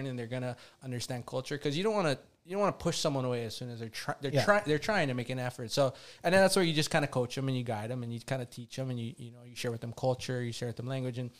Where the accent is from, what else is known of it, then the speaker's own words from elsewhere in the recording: Kilauea, Hawaii, United States; growing up in Kilauea school